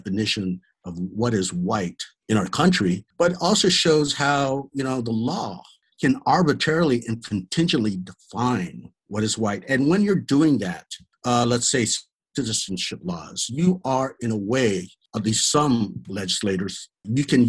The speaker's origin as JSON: {"language": "English", "town": "Oakland", "region": "California", "country": "United States", "tie": "born or raised there", "said": "I'm from California, or I was born in Oakland"}